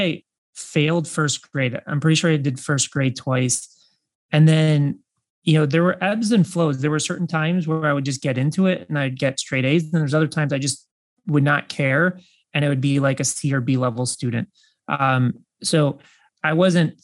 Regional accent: Chicago, Illinois, United States; I grew up in the Midwest and I was born in Chicago

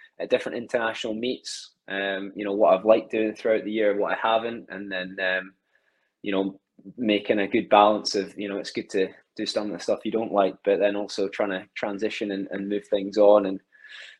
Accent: Alloa, Scotland, United Kingdom; also born or lived in Glasgow; now in Stirling, United Kingdom; I grew up about 10 minutes away from Stirling in a place called Alloa

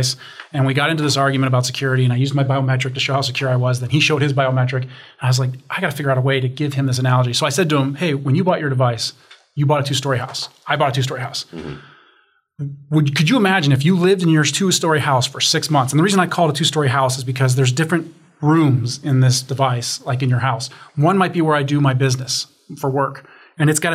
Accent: Chicago, Illinois, United States; I'm from Chicago, so I talk basements.

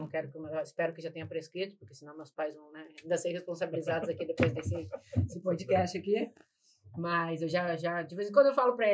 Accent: Rio Grande do Sul, Brazil; moved away as an adult; now in Rio de Janeiro, Brazil; Mas nasci no Rio Grande do Sul, morei lá até meus 29 anos. E aí, graças ao destino, vim parar no Rio de Janeiro.

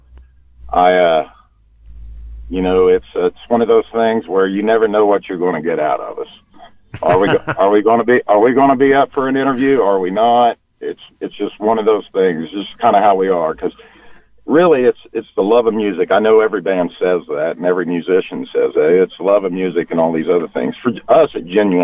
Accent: Oklahoma, United States; we're from Oklahoma

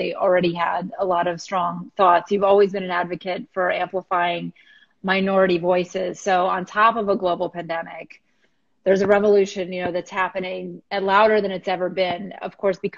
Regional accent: West Palm Beach, Florida, United States; I am born and raised in West Palm Beach

